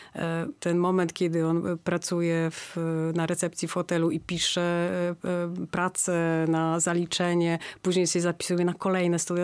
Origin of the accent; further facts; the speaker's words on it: Gdańsk, Pomeranian Voivodeship, Poland; jesteśmy z Gdańska